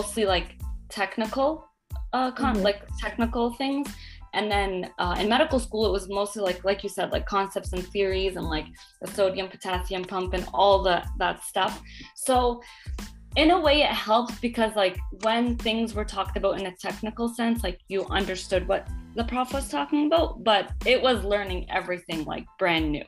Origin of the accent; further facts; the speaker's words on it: Ontario, Canada; moved away; I'm from Canada, from Ontario